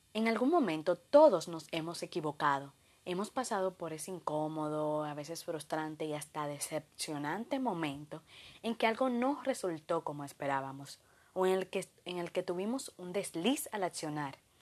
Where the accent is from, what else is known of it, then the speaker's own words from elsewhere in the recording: Dominican Republic; de República Dominicana